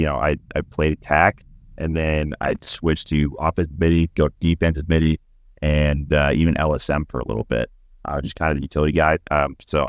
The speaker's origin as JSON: {"language": "English", "region": "Utah", "country": "United States", "tie": "born or raised there", "also_born_or_lived": "Virginia", "moved": "as an adult", "lives_now": "Dallas, United States", "said": "I grew up in Utah, started playing in sixth grade, played all the way through college"}